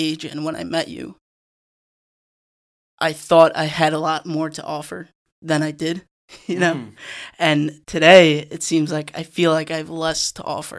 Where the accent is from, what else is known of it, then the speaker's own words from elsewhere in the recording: Monsey, New York, United States; I'm from Muncie. I'm from Muncie.